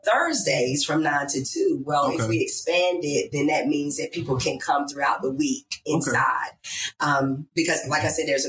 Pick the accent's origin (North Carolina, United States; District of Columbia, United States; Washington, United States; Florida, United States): North Carolina, United States; Biscoe; also born or lived in Troy, North Carolina; I was born in Troy and raised in Biscoe.